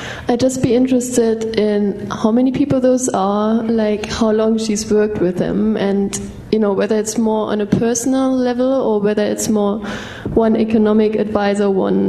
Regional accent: Germany; accent: German; English is a second language; I'm German.

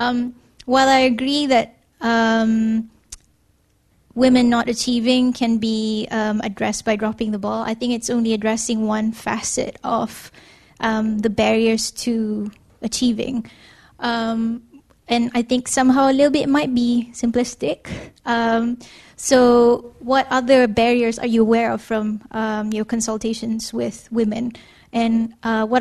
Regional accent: Malaysia; now in United Kingdom; I'm a Malaysian-born physician based in the UK

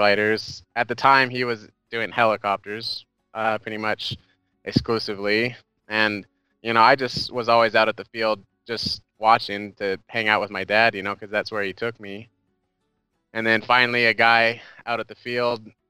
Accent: Bakersfield, California, United States; my hometown, Bakersfield

